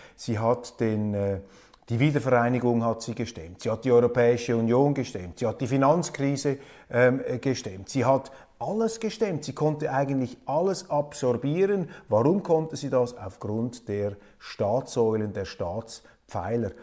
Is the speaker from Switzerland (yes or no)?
yes; Switzerland; Als Schweizer